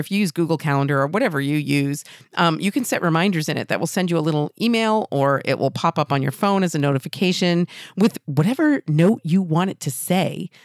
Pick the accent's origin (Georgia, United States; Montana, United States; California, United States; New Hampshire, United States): New Hampshire, United States; Exeter, New Hampshire, right here in my home state